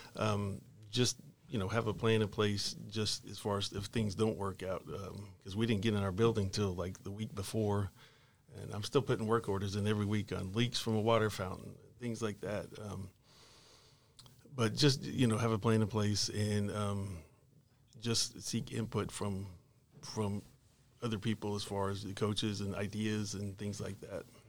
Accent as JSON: {"language": "English", "town": "Arlington", "region": "Texas", "country": "United States", "tie": "born or raised there", "also_born_or_lived": "Fort Worth, Texas / Mansfield, Texas / Forney, Texas", "said": "I grew up mainly in Arlington. I went to school in Arlington, Sam Houston High School"}